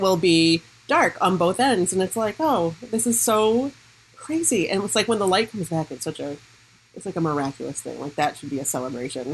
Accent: Washington County, Maine, United States; I'm liberal, but I grew up in Washington County. Like, I'm a Washington County liberal

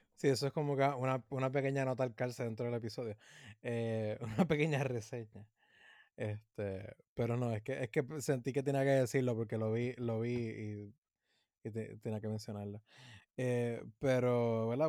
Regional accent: Puerto Rico; lo que tenemos como puertorriqueños

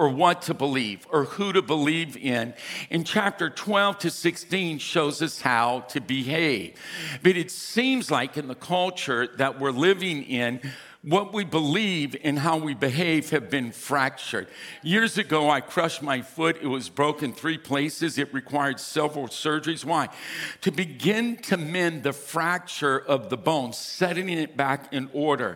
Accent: Louisiana, United States; now in California, United States; We're fifth cousins. We're from Louisiana

